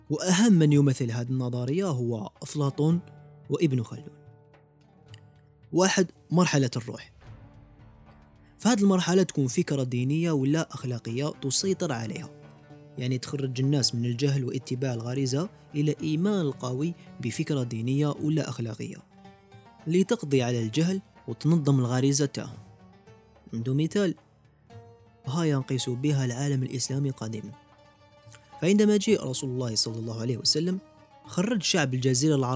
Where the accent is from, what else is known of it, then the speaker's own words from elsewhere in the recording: Algeria; علاش حنا كمجتمع جزائري ولا كأمة عربية مازلنا في الحضيض ومازلنا متأخرين